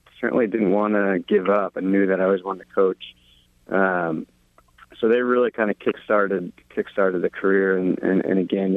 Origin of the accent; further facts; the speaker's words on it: New Jersey, United States; moved away as an adult; I grew up in New Jersey, and I played for Miller Bulari in high school